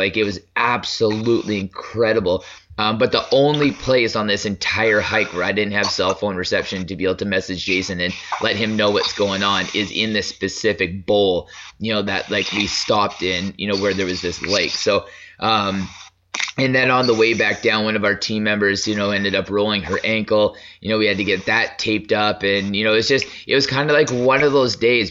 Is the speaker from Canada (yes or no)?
yes; Lethbridge, Alberta, Canada; where him and I grew up in Lethbridge